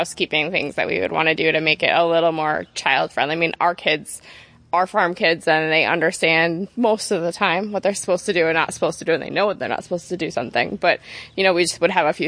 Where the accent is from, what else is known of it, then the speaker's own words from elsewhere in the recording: the Berkshires, Massachusetts, United States; moved away; Where I grew up in Massachusetts, I grew up in the Berkshires